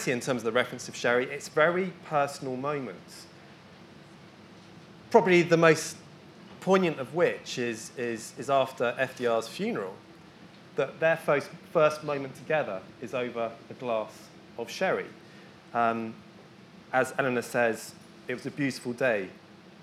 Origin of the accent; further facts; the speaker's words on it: Bristol, South West England, United Kingdom; I grew up in Bristol